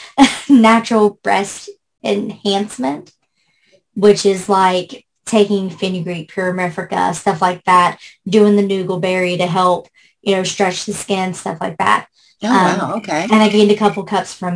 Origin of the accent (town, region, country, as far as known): West Virginia, United States; born or raised there; also born or lived in Shreveport, Louisiana